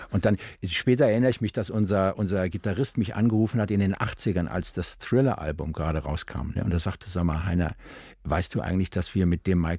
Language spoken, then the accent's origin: German; Rhineland, Germany; Als Rheinländer verkleidet man sich von Hause aus schon mal gerne.